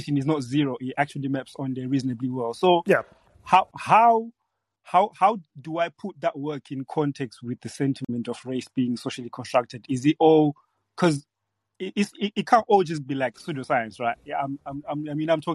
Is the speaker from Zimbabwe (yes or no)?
yes; Zimbabwe; now in United Kingdom; I was born in Zimbabwe, and I moved to the UK where I live now in 2009.